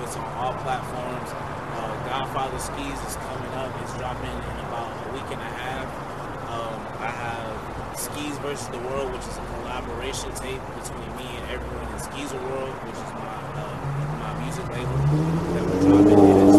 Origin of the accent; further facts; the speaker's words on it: Stone Mountain, Georgia, United States; also born or lived in Midwest; Yeah, I'm actually from Stone Mountain. I was actually born in the Midwest.